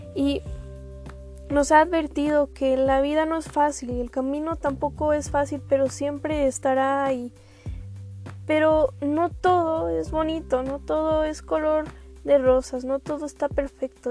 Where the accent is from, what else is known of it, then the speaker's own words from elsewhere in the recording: Mexico; como mexicanos tenemos bastantes culturas